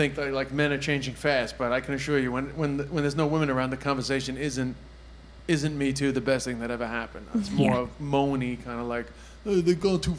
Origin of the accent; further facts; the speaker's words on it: Flushing, New York, United States; I'm from Flushing, by the way.